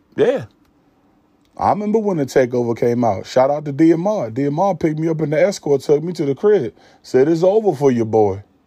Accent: Williamsburg, Virginia, United States; I'm from Williamsburg, Virginia.

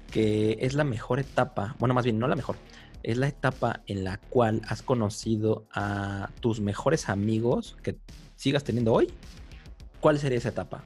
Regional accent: Mexico City, Mexico; also born or lived in Guadalajara; cuando mis papás deciden regresarse a la capital, por, a la gran capital, por así decirlo, pues a mí me sacan de primero de primaria. Entonces yo llegué a la Ciudad de México, al DF

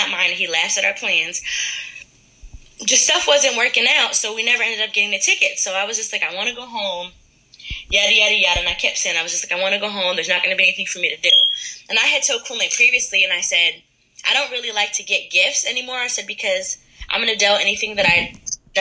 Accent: Middletown, United States; I'm from Middletown originally

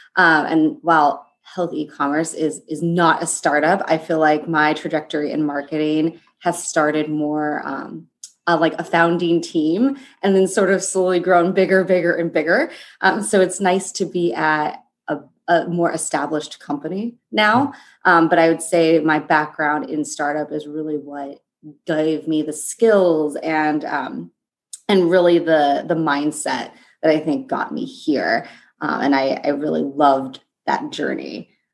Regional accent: Los Angeles, California, United States; moved away as an adult; now in New York, United States; i'm currently in new york i'm in downtown manhattan um, but I'm from Los Angeles

